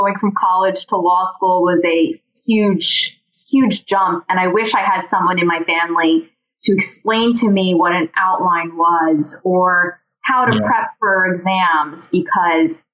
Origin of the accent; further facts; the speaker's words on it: New Jersey, United States; I grew up outside of New York in New Jersey